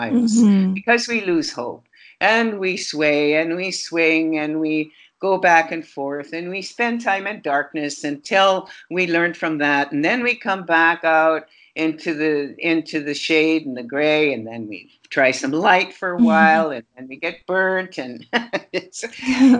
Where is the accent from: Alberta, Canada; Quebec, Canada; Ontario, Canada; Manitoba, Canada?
Alberta, Canada; Fort McMurray; moved away; I was born in Fort McMurray